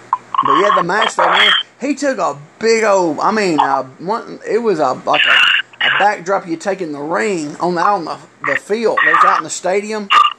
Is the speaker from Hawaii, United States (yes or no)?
no; Alabama, United States; because I'm someone from Alabama, I'll say hi and stuff.